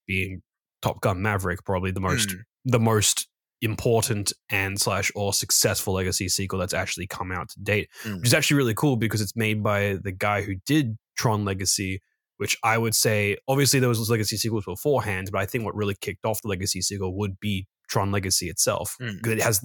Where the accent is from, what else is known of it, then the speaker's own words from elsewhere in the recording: Australia; As an Australian